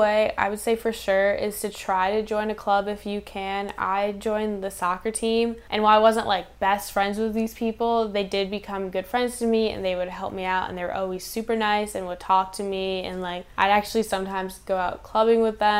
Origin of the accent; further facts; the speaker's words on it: New England, United States; Like, I'm from New England